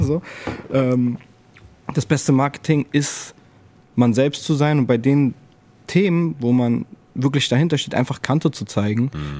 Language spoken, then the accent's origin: German; Frankfurt, Hesse, Germany; Ich bin halt in, den, in der Nordweststadt aufgewachsen